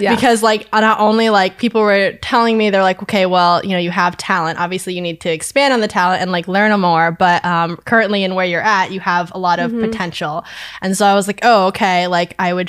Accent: Vermont, United States; I was born and raised in Vermont. I went to high school in Milton at Milton High School

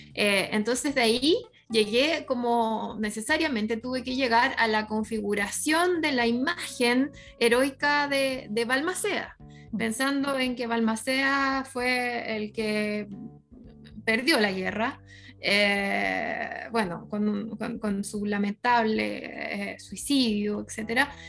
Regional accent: La Ligua, Valparaíso, Chile; yo soy de La Ligua

